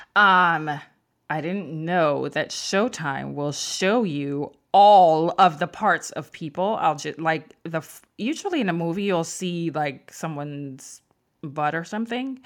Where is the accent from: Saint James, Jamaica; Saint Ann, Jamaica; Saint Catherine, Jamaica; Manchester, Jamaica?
Manchester, Jamaica; Mandeville; I'm from Mandible, Manchester in Jamaica